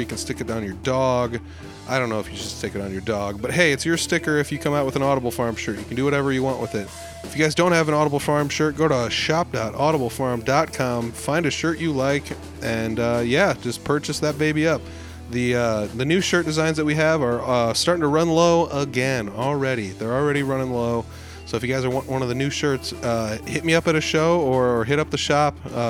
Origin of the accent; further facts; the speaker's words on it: Humboldt, Iowa, United States; It's right in my hometown. I grew up here in Humboldt.